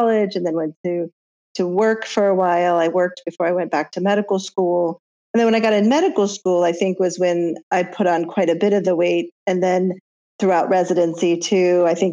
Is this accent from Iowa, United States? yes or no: yes; Iowa, United States; growing up in Iowa, which is where we grew up